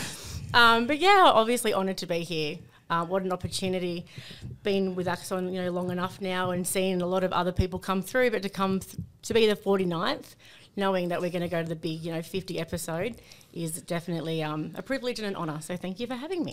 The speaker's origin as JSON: {"language": "English", "town": "Sydney", "region": "New South Wales", "country": "Australia", "tie": "born or raised there", "also_born_or_lived": "North Coast, New South Wales", "said": "growing up in Sydney"}